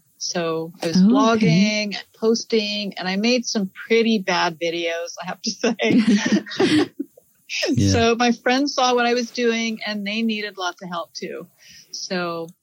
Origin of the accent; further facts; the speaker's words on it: San Francisco Bay Area, California, United States; also born or lived in Tokyo, Japan; I was born in Tokyo, Japan, and then we lived there. My whole family lived there, of course. And then we moved to the San Francisco Bay Area after traveling for a year.